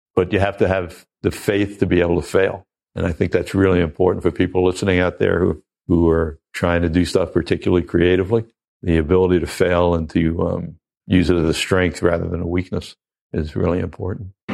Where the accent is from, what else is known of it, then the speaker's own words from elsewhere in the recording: Oceanside, New York, United States; I'm a kid from Oceanside, Long Island